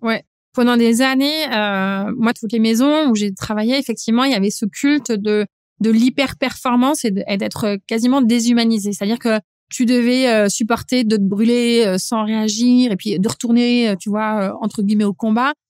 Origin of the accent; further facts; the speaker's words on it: area around Supélec, INRA and Polytechnique, Île-de-France, France; là où j'ai grandi, en fait, c'est t'es, hyper formaté, tu grandis entre euh, Supélec, l'INRA, Polytechnique